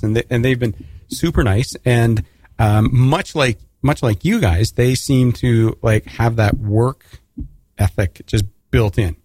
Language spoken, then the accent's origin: English; Canada; as a Canadian